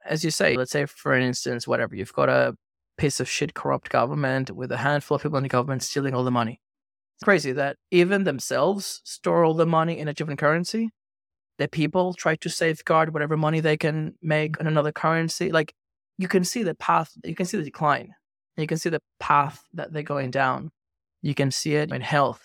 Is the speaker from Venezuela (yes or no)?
yes; Venezuela; moved away; also born or lived in Australia; I grew up in Venezuela, and I studied law in Australia